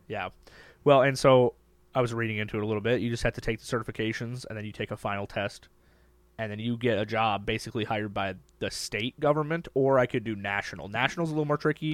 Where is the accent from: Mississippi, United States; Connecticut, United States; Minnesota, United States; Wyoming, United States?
Minnesota, United States